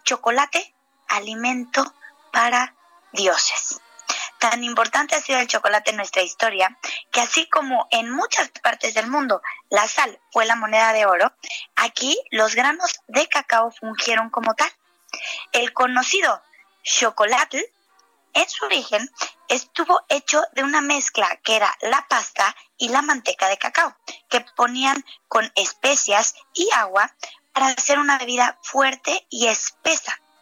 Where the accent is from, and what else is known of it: Mexico